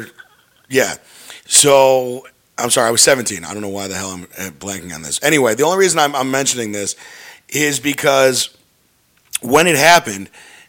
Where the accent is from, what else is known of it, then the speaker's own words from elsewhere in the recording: North Shore, Illinois, United States; I grew up in the North Shore